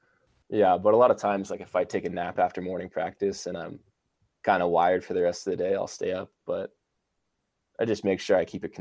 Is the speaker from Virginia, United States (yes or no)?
yes; Virginia, United States; I grew up in Virginia and my whole family lives in Texas now.